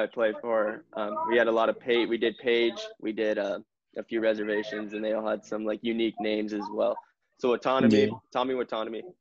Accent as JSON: {"language": "English", "town": "Kearny", "region": "Arizona", "country": "United States", "tie": "born or raised there", "said": "I grew up in a small town. I grew up in Kearney, Arizona, which only had 3,000."}